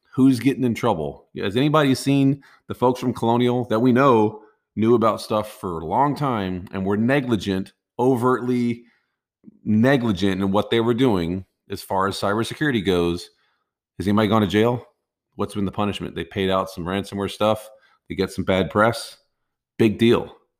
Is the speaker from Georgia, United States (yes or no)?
no; Texas, United States; I'm from Texas